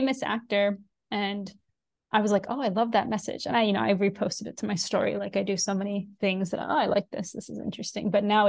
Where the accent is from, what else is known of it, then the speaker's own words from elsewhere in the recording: United Kingdom; I'm British and I'm Indian. I don't have to choose.